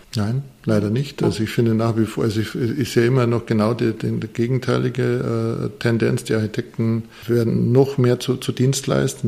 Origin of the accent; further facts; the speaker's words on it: Bavarian Forest, Germany; now in Munich, Germany; Ich komme aus einer Zimmererfirma, mein Papa war äh, Zimmerer, ich komme aus dem Bayerischen Wald, das ist wirklich äh, Holzland.